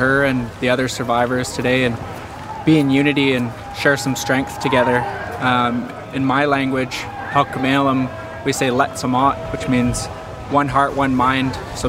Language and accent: English; Sto:lo territory, British Columbia, Canada; I come from the Stalo territory. My grandma is from here